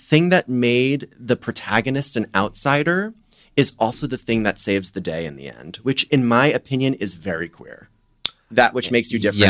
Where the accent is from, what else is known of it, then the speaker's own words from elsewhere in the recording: Miami, Florida, United States; now in Los Angeles, United States; my family, we're from Florida, I'm from Miami, but we're Brooklyn Jews